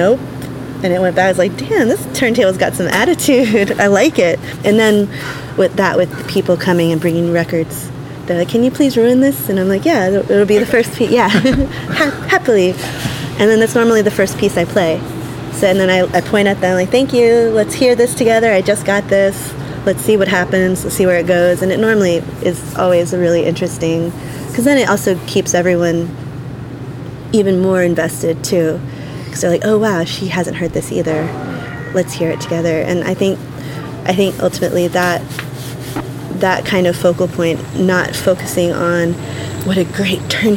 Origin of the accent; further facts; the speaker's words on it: United States; first language English; I grew up in English. My first sound was in America. Hearing my first sound was in America